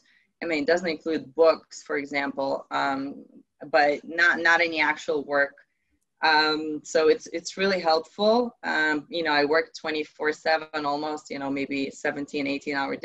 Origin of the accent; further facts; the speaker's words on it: Ukraine; moved away; I come from Ukraine originally